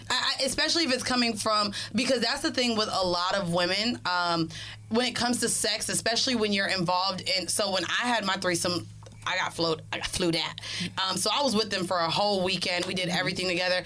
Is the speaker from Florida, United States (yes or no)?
yes; Orlando, Florida, United States; moved away as an adult; now in New York, United States; I'm from Florida